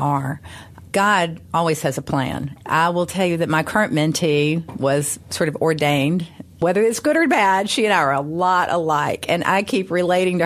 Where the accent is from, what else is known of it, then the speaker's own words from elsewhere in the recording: Memphis, Tennessee, United States; Growing up in Memphis, I went to the University of Memphis.